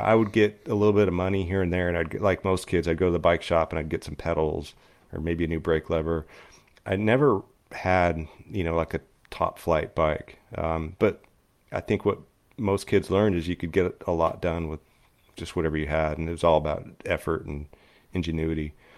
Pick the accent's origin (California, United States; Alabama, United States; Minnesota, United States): California, United States; Upland; I grew up in Upland, California, which is the eastern edge of L A County